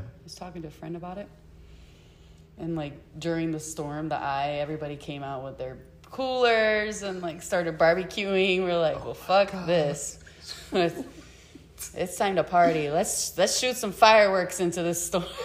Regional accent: Puerto Rico; moved away; I'm from La Isla del Encanto, where you're trained to survive

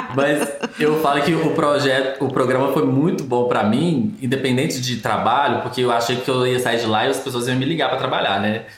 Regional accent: Brazil; a gente é brasileiro

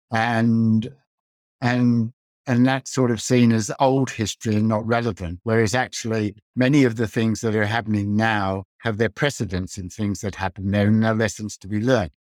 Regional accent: Australia; moved away as an adult; also born or lived in Netherlands; I grew up in Australia and went to an all-boys school

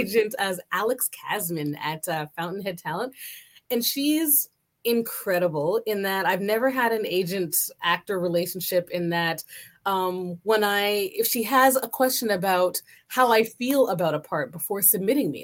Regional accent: Canada; I'm Canadian

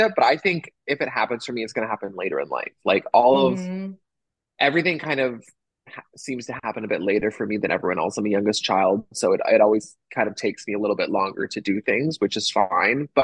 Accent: Toronto, Ontario, Canada; moved away as an adult; also born or lived in Nashville / Los Angeles; now in Chicago, United States; I grew up in Toronto, in a little suburb of Toronto called Etobicoke.

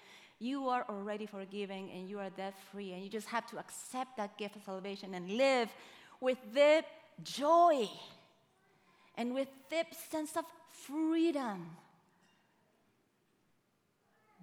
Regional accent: Uruguay; now in United States; I am from Uruguay

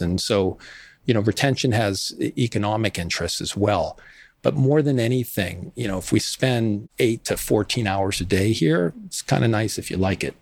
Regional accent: West Falmouth, Massachusetts, United States; I grew up in Little Armenia in West Falmouth

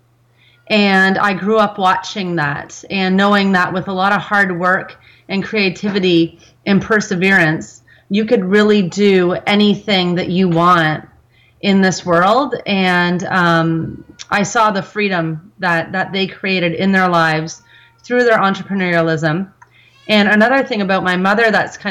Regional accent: Markham, Ontario, Canada; also born or lived in Scarborough; I was born here in Canada, actually in Scarborough, and grew up in Markham, and am still a Markham resident.

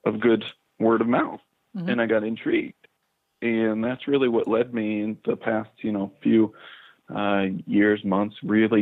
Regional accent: Pittsburgh, Pennsylvania, United States; moved away as an adult; also born or lived in Ohio / Long Island, New York; now in Tucson, United States; I was born in Pittsburgh, Pennsylvania, and I did my undergrad training in Ohio

